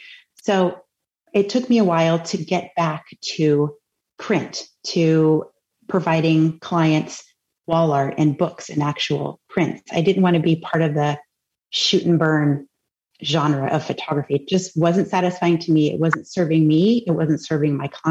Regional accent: Cape Cod, Massachusetts, United States; I grew up on Cape Cod, Massachusetts.

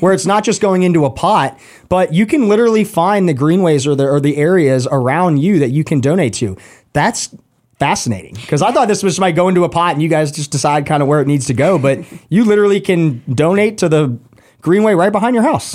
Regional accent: Roswell, Georgia, United States; I grew up in Roswell

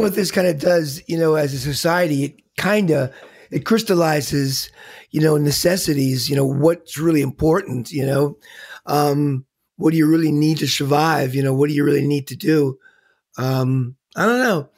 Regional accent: New York, United States; being a New Yorker

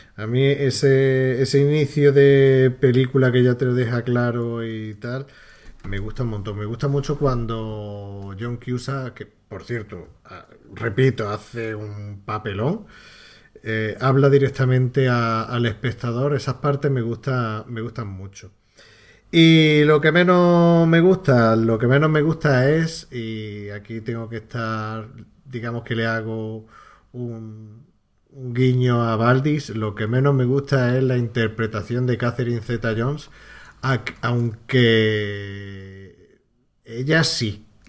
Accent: Andalusia, Spain; tres paletos andaluces

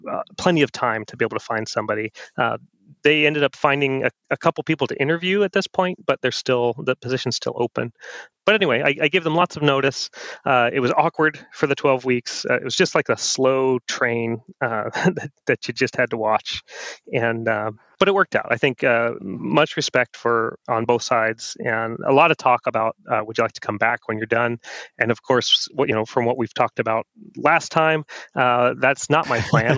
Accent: Oregon, United States; we're from Oregon.

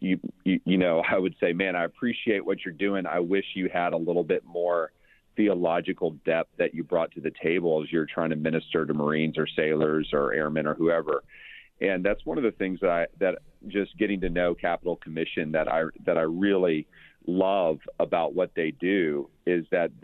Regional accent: Texas, United States; I'm a Texan, have lived all over

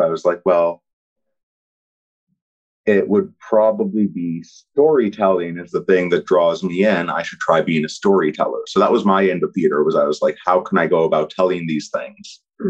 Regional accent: Ottawa, Ontario, Canada; I grew up in Ottawa for the most part.

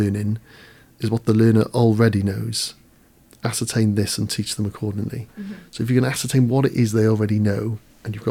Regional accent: Caerphilly, Wales, United Kingdom; I'm from Caerphilly

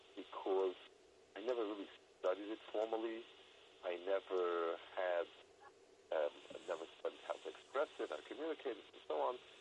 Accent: United States; I grew up in American society

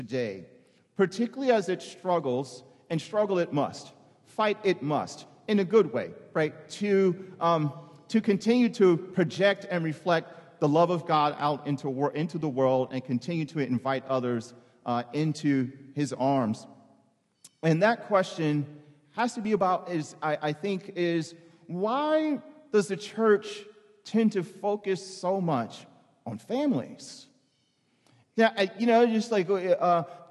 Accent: New York City, New York, United States; I'm from the Bronx

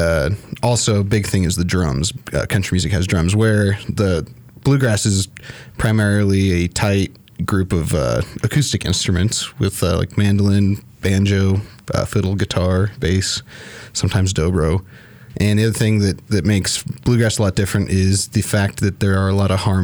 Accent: Fort Collins, Colorado, United States; I grew up in Fort Collins, and I've been here my whole life.

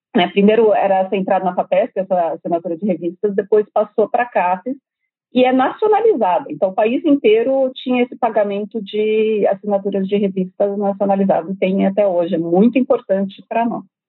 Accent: Brazil; como brasileiro

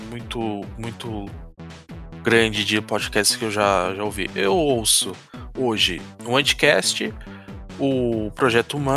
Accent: Rio de Janeiro, Brazil; eu sou da Tijuca, cara. Você não é da Tijuca? Eu sou da Tijuca.

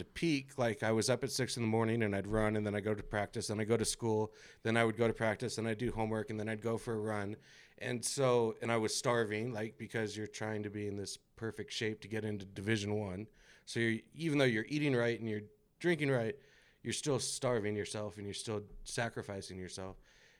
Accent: California, United States; You know, I was just growing up in California in the 90s.

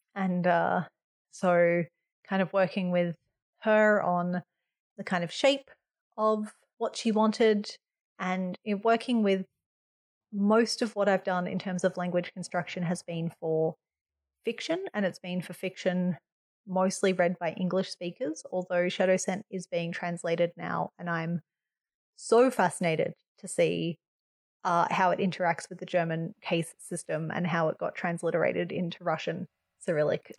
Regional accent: Australia; as an Australian

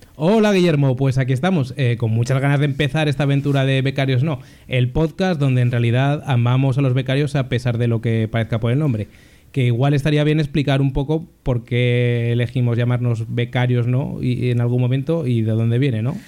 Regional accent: Zaragoza, Aragon, Spain; moved away as an adult; now in Valencia, Spain; soy de Zaragoza, aunque desde hace ya unos años vivo en Valencia

